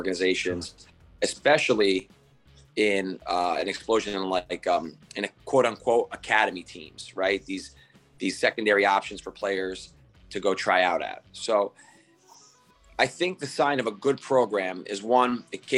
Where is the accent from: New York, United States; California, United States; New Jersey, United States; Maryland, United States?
New Jersey, United States; Harrison; also born or lived in Brazil; I played soccer growing up in Harrison